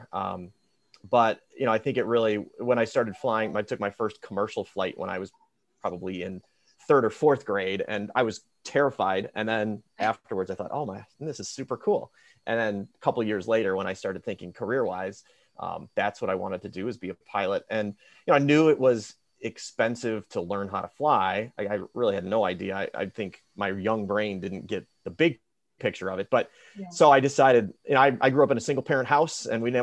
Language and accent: English; Chicago suburbs, Illinois, United States; So I grew up in the Chicago suburbs